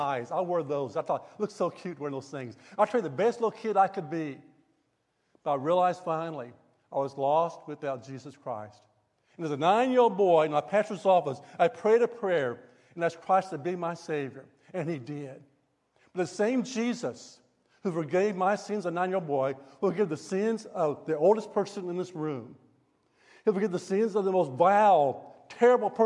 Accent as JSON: {"language": "English", "town": "Tulsa", "region": "Oklahoma", "country": "United States", "tie": "born or raised there", "moved": "yes", "said": "I grew up in Tulsa."}